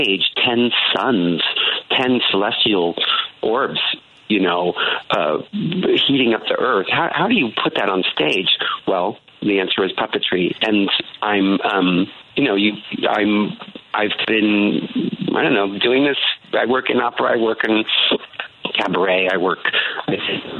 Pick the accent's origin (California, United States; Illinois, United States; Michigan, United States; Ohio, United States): California, United States; San Francisco; also born or lived in Chicago; I grew up in San Francisco, but I was born in Chicago